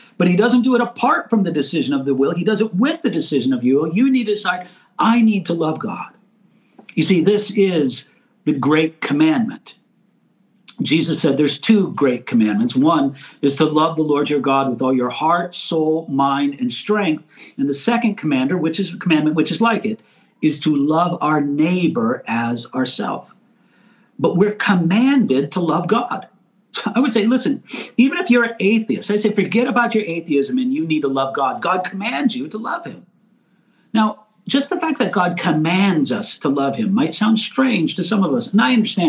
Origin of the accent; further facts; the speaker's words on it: United States; I live here in America and I'm an American